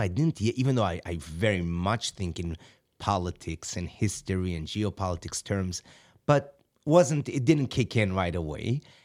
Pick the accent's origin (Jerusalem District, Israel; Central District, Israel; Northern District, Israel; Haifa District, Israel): Central District, Israel; Kfar Chabad; moved away; I grew up myself in Kfar Khabad, which is in the center, so I have family there.